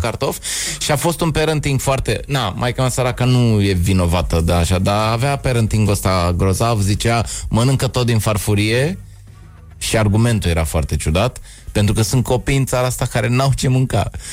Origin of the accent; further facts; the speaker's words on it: Bucharest, Romania; Eu sunt bucureștean, jet BG, deși sunt crescut în tineretului